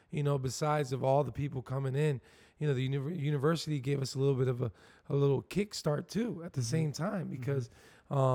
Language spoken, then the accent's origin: English; Camden, New Jersey, United States; born there; I come from a, I was born in Camden, New Jersey, so it was